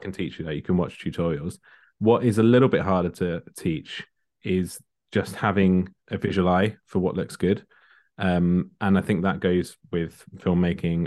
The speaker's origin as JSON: {"language": "English", "area": "Kent", "region": "South East England", "country": "United Kingdom", "tie": "born or raised there", "also_born_or_lived": "London"}